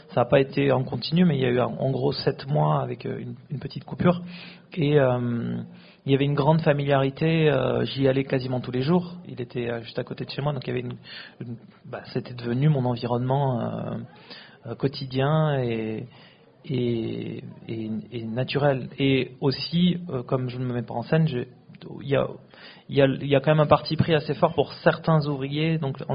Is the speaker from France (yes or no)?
yes; France; moved away as an adult; also born or lived in Bangalore, India; quand on a grandi en France, qu'on est né, qu'on a grandi en France, comme c'était mon cas.